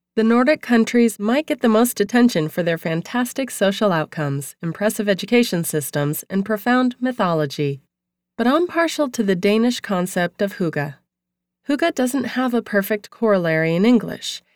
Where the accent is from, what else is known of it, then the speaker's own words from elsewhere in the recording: New England, United States; also born or lived in Maine; now in Malibu, United States; growing up in New England